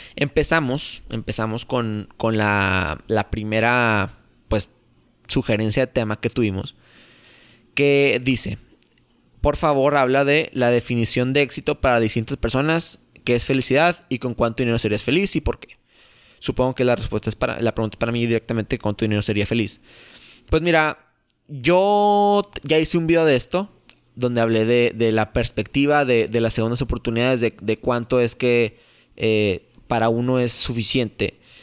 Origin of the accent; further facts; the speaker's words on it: Torreón, Coahuila, Mexico; Yo soy de Torreón, Coahuila